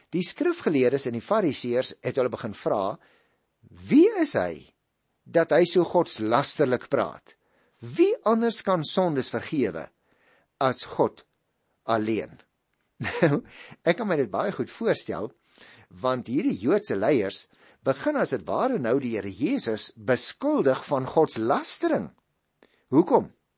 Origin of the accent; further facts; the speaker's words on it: Paarl, Western Cape, South Africa; ek kom ook daar uit die Boland, ek het daar groot geword in die Parel